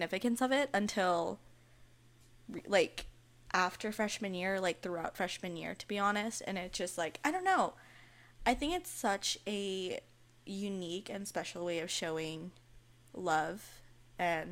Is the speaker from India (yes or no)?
no; United States; first language Malayalam; English is a second language; I was born in the U.S.